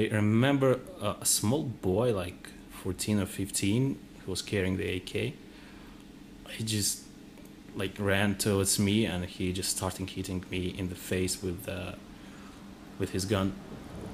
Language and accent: English; Tbilisi, Georgia; I'm from Georgia, I'm from Tbilisi